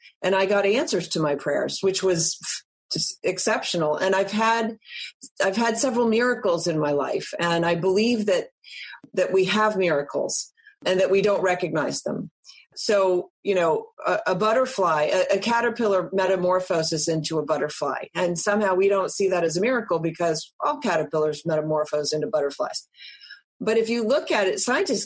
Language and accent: English; East Coast, United States; I was born on the West Coast. I grew up on the East Coast.